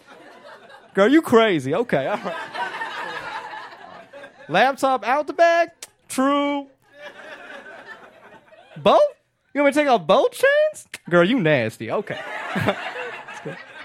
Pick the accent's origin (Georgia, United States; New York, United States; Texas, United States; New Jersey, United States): Georgia, United States; Atlanta; moved away as an adult; now in Los Angeles, United States; I did grow up in the South. I grew up in Atlanta